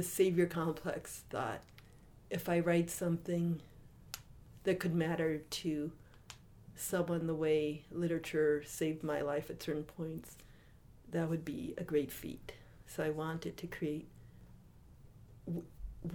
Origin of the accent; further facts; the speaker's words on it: Oakland, California, United States; I was starting my last semester in graduate school in Oakland, California